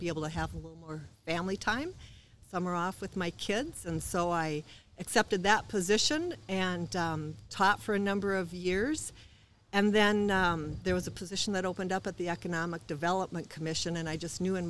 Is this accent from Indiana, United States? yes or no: no; Marshall, Minnesota, United States; I was born in Marshall, so not too far from home.